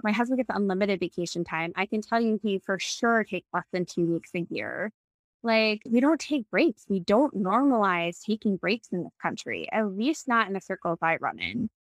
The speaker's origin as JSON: {"language": "English", "region": "New York", "country": "United States", "tie": "born or raised there", "also_born_or_lived": "Boston / Ann Arbor, Michigan", "moved": "as an adult", "said": "I grew up in New York"}